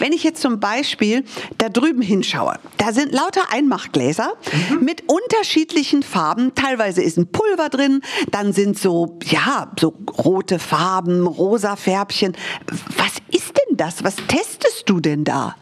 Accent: United States; now in Munich, Germany; ich bin Amerikanerin

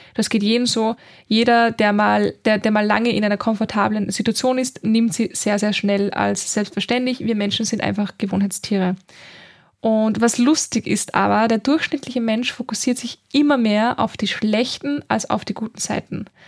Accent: Linz, Upper Austria, Austria; moved away as an adult; now in Vienna, Austria; ich bin nämlich ursprünglich aus Oberösterreich in Linz, also ich bin in Linz geboren

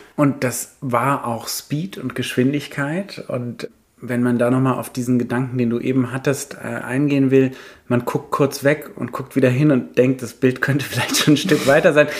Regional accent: Paris, Île-de-France, France; ich bin genau in dem Alter in Paris groß geworden

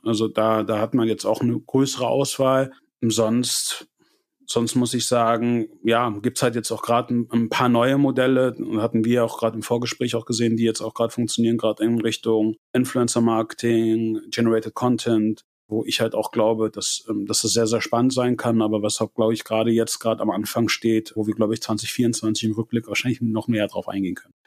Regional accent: Germany; wir auch als Deutsche

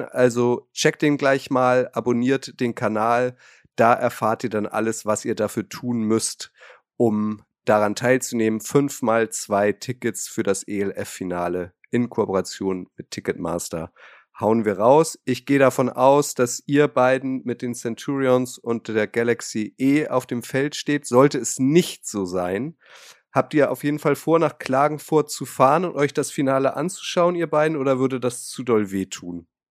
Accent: Hamburg, Germany; als Hamburger

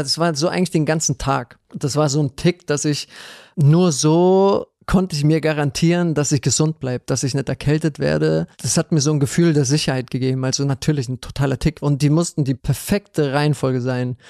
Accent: Ludwigshafen, Rhineland-Palatinate, Germany; ich bin in Ludwigshafen geboren, das ist in ja. Rheinland-Pfalz

